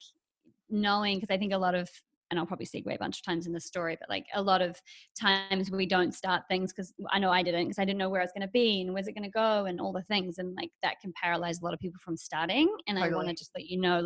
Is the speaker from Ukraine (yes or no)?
no; New Zealand; moved away as an adult; also born or lived in Australia; now in Los Angeles, United States; I'm from New Zealand